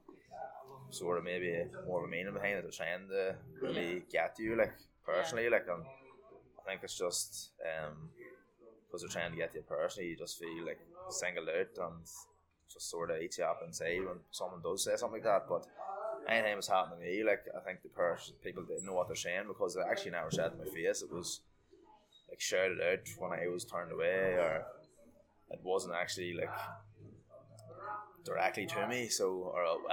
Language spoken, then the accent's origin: English; South Armagh, Northern Ireland, United Kingdom; accent: South Armagh; I've lived here all my life